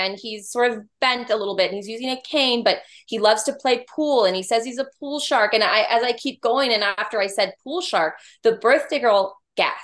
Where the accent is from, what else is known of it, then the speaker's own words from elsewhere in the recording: California, United States; now in Georgia, United States; I'm from California originally, but here in Georgia, where we both live